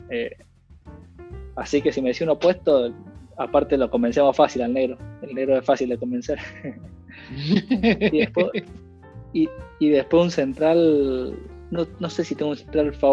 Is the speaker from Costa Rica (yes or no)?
no; Argentina; Mira, creo que como todo argentino, lo más lindo para todo argentino es que le vaya bien a la selección.